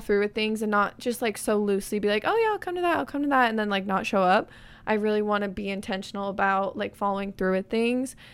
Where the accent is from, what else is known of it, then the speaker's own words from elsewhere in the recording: Arizona, United States; moved away; my hometown friends, going to Spin in Arizona